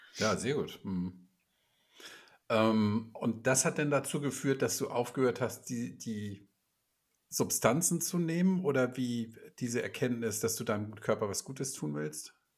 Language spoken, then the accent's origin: German; Hamburg, Germany; Ich bin hier in Hamburg groß geworden und irgendwie auch nie so richtig rausgekommen